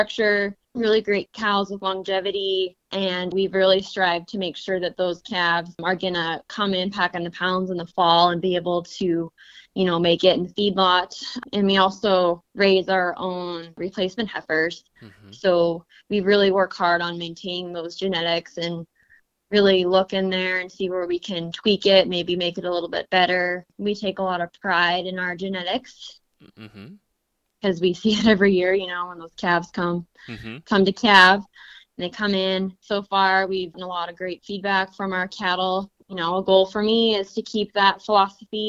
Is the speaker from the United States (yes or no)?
yes; Philipsburg, Montana, United States; I am from Phillipsburg, Montana. I grew up on a family cow and calf operation, the Rocking Chair Ranch.